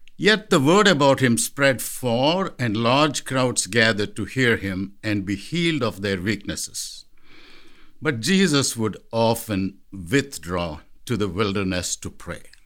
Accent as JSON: {"language": "English", "country": "India", "tie": "born or raised there", "moved": "as an adult", "lives_now": "Columbia Heights, United States", "said": "Growing up in India"}